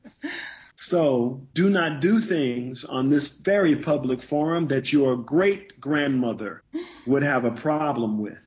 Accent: the South, United States; I'm from the South.

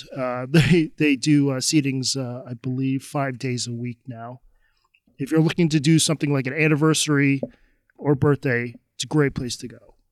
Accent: United States; also born or lived in Japan; being an American

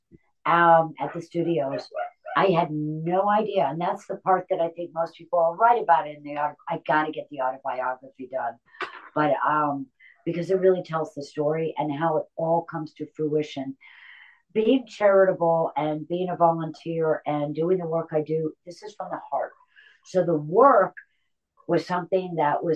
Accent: Connecticut, United States; I'm from Connecticut

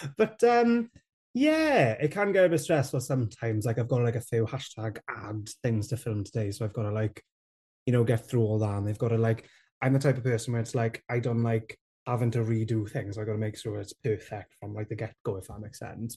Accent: Rhondda, Wales, United Kingdom; I grew up in the Rhone there, where there's not a lot of Welsh

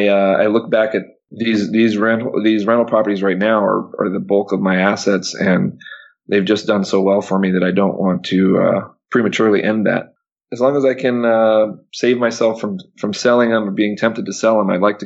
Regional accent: Panama; no, I grew up in Panama, born and raised in Panama. My dad worked for the Panama Canal. And like I said, big family from Panama.

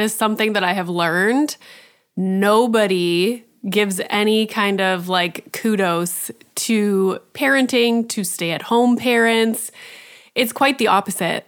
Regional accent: Canada; being Canadian

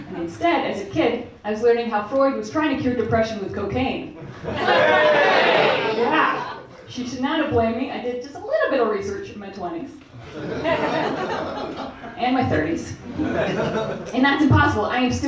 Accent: Canada; moved away as an adult; now in United Kingdom; I'm Canadian.

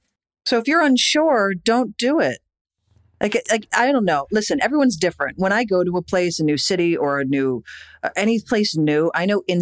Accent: East Coast, United States; moved away as an adult; also born or lived in New York; now in Los Angeles, United States; I never thought I'd leave New York. I was born and raised on the East Coast, and New York was my home, like through and through.

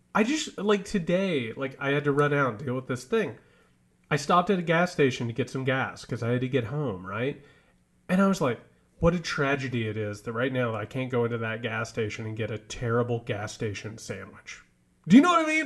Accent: Indiana, United States; now in Georgia, United States; I grew up in Indiana

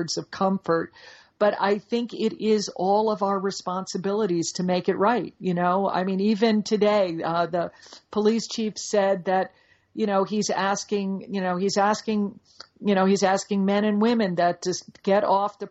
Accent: Dallas, Texas, United States; I'm from Dallas, and I'm proud to be from Dallas

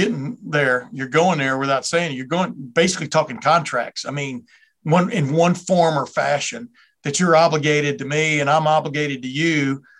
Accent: Lufkin, Texas, United States; moved away; I grew up in Texas. I grew up in Lufkin there in the 60s and 70s there.

